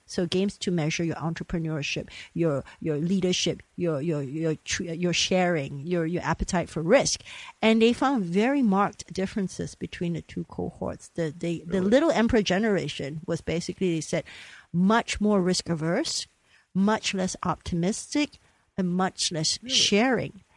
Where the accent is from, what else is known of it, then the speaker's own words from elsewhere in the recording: Malaysia; I grew up in Malaysia but we cling to the old ways